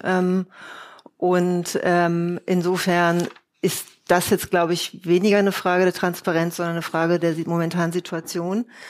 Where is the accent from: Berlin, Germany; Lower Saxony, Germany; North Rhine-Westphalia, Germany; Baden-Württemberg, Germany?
Berlin, Germany; Ich bin Berlinerin